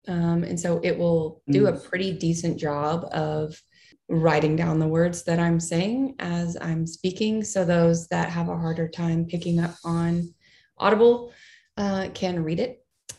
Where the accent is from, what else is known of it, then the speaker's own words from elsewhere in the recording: United States; first language English; as an American and as a native English speaker